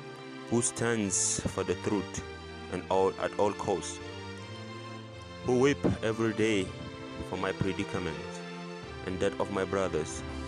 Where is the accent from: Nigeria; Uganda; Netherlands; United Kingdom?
Nigeria; Northern Nigeria; No. I am the Hausa boy from the north.